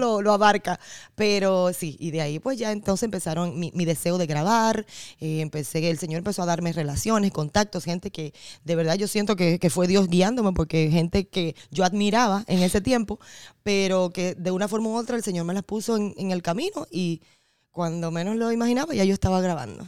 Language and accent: Spanish; Dominican Republic; en un concurso de voz que había en mi pueblo, en República Dominicana